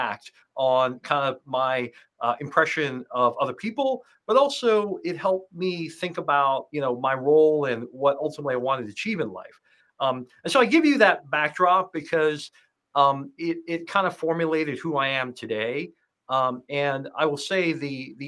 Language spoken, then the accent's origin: English; Hong Kong; also born or lived in United States; So I was born in the U.S., but I actually grew up in Asia. I moved to Hong Kong when I was 2 years old.